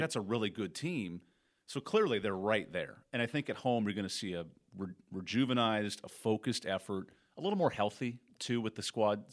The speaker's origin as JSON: {"language": "English", "town": "Torrance", "region": "California", "country": "United States", "tie": "born or raised there", "moved": "yes", "said": "from Torrance, my hometown"}